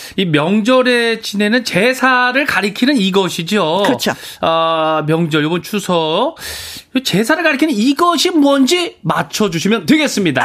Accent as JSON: {"language": "Korean", "town": "Hoengseong", "region": "Gangwon", "country": "South Korea", "tie": "born or raised there", "moved": "yes", "said": "강원도 횡성군 우천면 하대리 5호반에서 태어났거든요"}